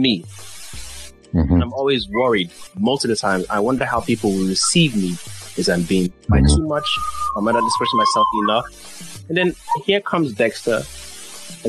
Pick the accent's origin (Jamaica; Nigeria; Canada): Nigeria; accent: Nigerian; my natural Nigerian accent